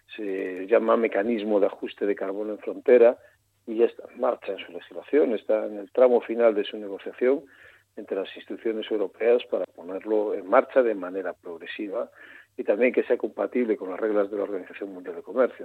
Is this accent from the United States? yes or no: no; Galicia, Spain; soy gallego